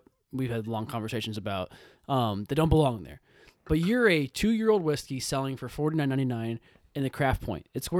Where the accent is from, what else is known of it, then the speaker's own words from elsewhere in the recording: United States; I'm American